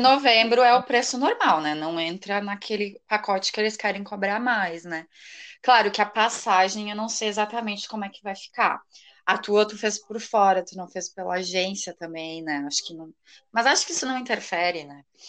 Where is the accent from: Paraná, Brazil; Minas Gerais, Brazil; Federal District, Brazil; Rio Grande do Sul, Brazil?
Rio Grande do Sul, Brazil; also born or lived in Arroio do Meio; eu sou gaúcha, moro numa cidade bem pequenininha aqui do Rio Grande do Sul, Arroio do Meio